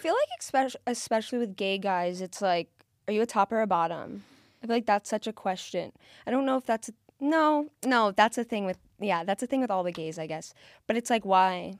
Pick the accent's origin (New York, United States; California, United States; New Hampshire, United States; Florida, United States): Florida, United States; South; I'm from South Florida